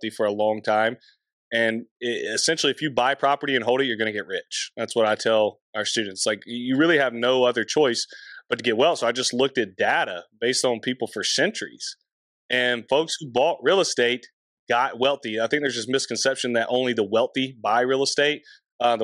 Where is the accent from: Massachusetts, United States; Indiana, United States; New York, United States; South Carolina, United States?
South Carolina, United States; Anderson; So I find a house in my hometown on my own